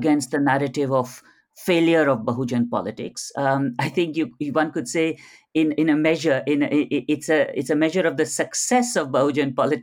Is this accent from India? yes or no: yes; India; who were born and brought up in India